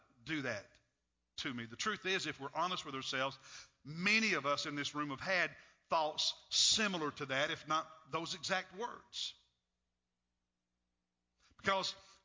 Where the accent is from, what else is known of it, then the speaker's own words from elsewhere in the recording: Kentucky, United States; growing up in Kentucky